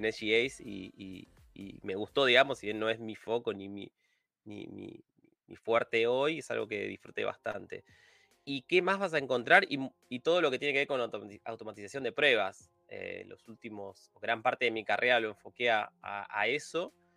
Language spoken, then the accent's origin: Spanish; Buenos Aires Province, Argentina; yo soy de Buenos Aires, de Argentina. Viví toda mi, vida acá.